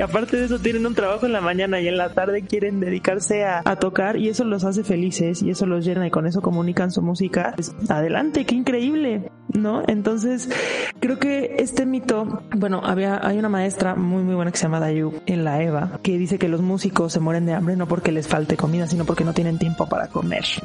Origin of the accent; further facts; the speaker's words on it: Mexico; yo soy mexicana